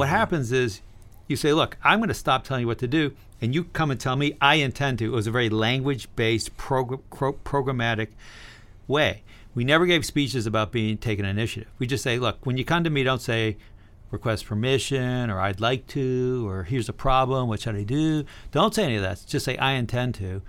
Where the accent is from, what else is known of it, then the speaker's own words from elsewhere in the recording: Berkeley, California, United States; I was born in Berkeley, California, in 1959.